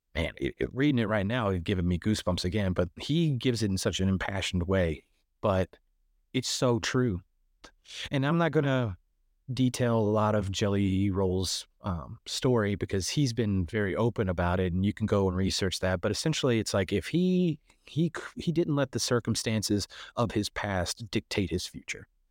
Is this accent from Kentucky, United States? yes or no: yes; Kentucky, United States; moved away as an adult; also born or lived in Chicago; originally I'm from Kentucky, so I'm from a very small town in Kentucky